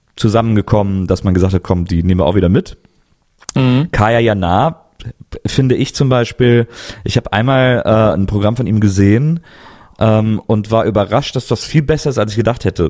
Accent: Cologne, North Rhine-Westphalia, Germany; moved away; ich komme ja eigentlich aus Köln

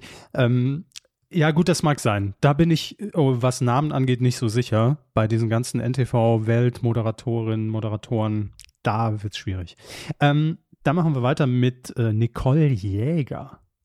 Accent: Saarland, Germany; Wir als gebürtige Saarländer

